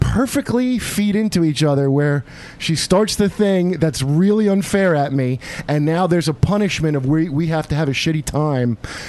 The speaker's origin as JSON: {"language": "English", "country": "Yemen", "tie": "born or raised there", "said": "I was raised in Yemen, so no, it's not."}